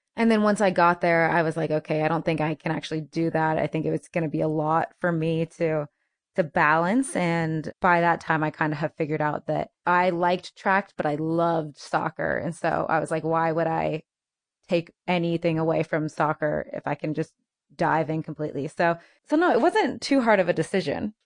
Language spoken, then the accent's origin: English; United States; I'm American